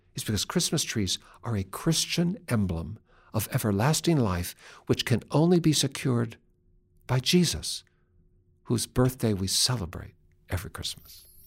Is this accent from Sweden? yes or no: no; Seattle, Washington, United States; Western Washington, where I grew up, are forested hillsides and mountains that are always green